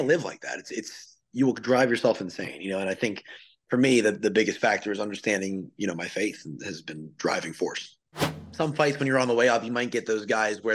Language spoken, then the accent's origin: English; New Jersey, United States; moved away as an adult; also born or lived in South Carolina / Wilmington, North Carolina; I'm from New Jersey originally, but I left there right about the time I went to college